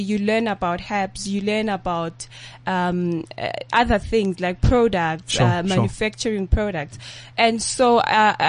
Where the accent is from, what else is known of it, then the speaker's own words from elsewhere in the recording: Tembisa, Gauteng, South Africa; I was born in Tembisa